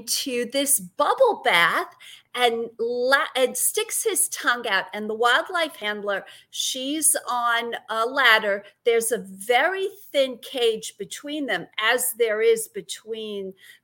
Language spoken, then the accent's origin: English; New York City, New York, United States; accent: Brooklyn; also born or lived in Massachusetts / Connecticut; now in Florida, United States; I grew up in Brooklyn, New York